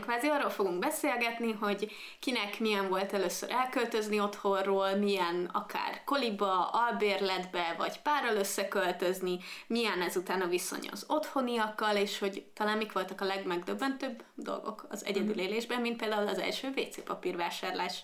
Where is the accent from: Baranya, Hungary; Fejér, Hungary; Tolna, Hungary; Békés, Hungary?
Fejér, Hungary; Székesfehérvár; moved away as an adult; now in Budapest, Hungary; én Székesfehérvári vagyok